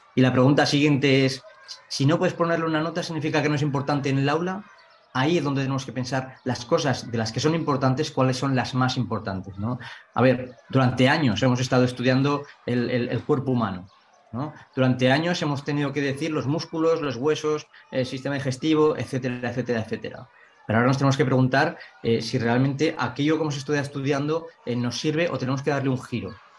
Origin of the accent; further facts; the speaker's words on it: Ainzón, Aragon, Spain; soy de Zaragoza, pero soy de un pequeño pueblo de Zaragoza que se llama Ainzón